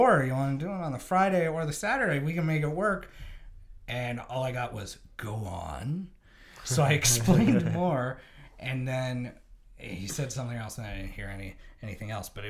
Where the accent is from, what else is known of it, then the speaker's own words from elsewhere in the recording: Tillsonburg, Ontario, Canada; And then I grew up in Tillsonburg.